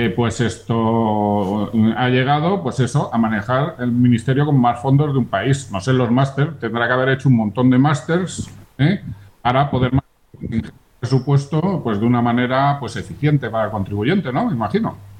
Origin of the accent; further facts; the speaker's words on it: Burgos, Castile and León, Spain; yo soy burgalés